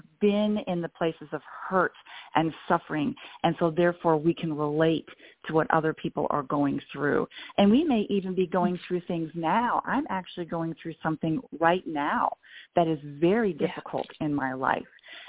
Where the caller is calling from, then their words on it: Franklin, Tennessee, United States; I'm in Nashville, Tennessee area, just south in a little town called Franklin.